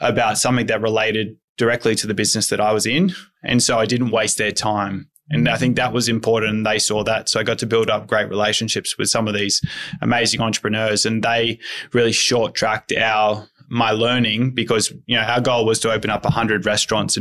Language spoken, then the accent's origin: English; outside of Coffs Harbour, New South Wales, Australia; Outside of Coffs Harbour.